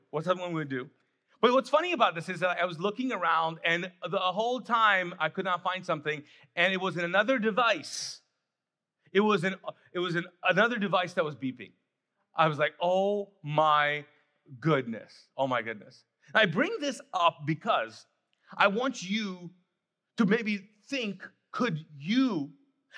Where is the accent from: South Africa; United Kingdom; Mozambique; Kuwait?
Kuwait; now in United States; I grew up in Kuwait, was born and raised there